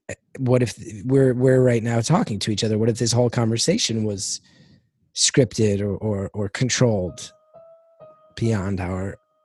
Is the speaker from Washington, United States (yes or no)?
no; West Orange, New Jersey, United States; born or raised there